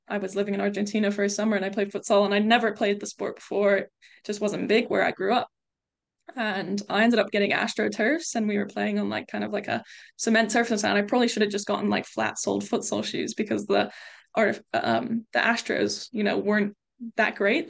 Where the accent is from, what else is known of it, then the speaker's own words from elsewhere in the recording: United States; moved away as an adult; also born or lived in England; now in United Kingdom; I grew up in the States